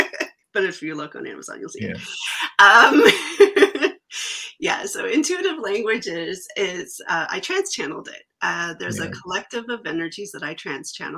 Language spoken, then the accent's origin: English; Canada; as a Canadian too